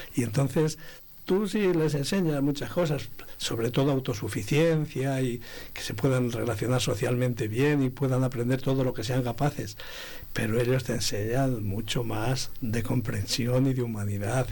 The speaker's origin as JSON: {"language": "Spanish", "town": "Abades", "region": "Castile and León", "country": "Spain", "tie": "born or raised there", "said": "mi pueblo, que es Abades"}